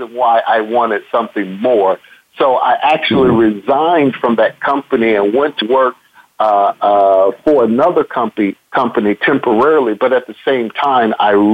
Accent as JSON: {"language": "English", "town": "Chicago", "region": "Illinois", "country": "United States", "tie": "born or raised there", "moved": "as an adult", "lives_now": "Texas, United States", "said": "I grew up in Chicago on the South Side"}